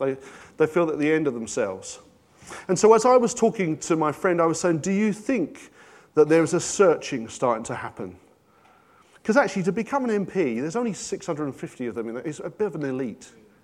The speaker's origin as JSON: {"language": "English", "region": "London", "country": "United Kingdom", "tie": "born or raised there", "said": "But I went to a comprehensive and I grew up in North London."}